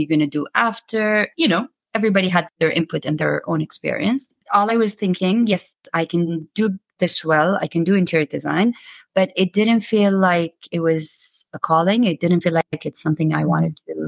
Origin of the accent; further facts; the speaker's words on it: Khobar, Eastern Province, Saudi Arabia; also born or lived in London; So I grew up in Saudi Arabia. I'm from Saudi Arabia. And I grew up in a city called Khobar. Yeah, that's where I was born, actually, where I grew up, where I went to high school, and where I worked after university